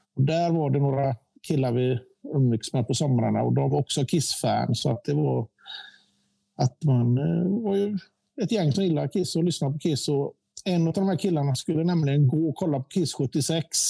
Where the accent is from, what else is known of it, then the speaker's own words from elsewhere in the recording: Gothenburg, Västra Götaland, Sweden; also born or lived in Eriksbo; vi flyttade till Gårdsten från Eriksbo fyra